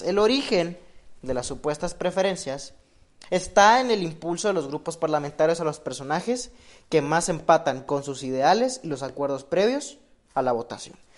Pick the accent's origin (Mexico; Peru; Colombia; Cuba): Mexico; nosotros como mexicanos